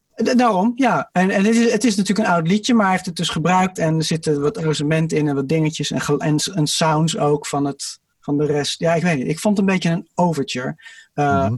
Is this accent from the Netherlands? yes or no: no; England, United Kingdom; als Engelsman